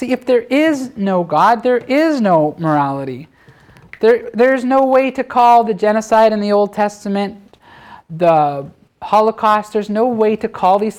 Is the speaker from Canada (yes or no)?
yes; Canada; I'm a Canadian.